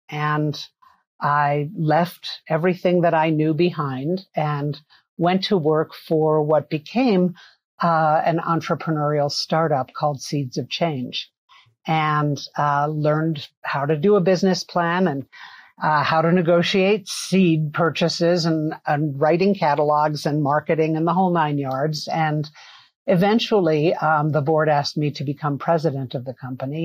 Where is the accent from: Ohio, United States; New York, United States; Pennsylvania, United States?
New York, United States; New York City; I grew up in New York City. I'm a city kid